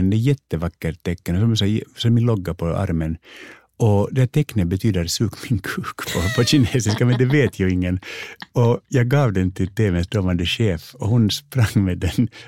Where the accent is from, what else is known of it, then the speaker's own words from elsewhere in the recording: United States; born there; jo, jag föddes faktiskt i Amerika.